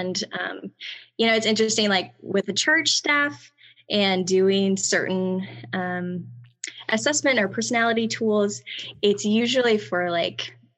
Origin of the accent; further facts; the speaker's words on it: St. Louis, Missouri, United States; now in Orlando, United States; So my family and I moved from St. Louis, Missouri in 2004. And we currently live in Orlando, Florida.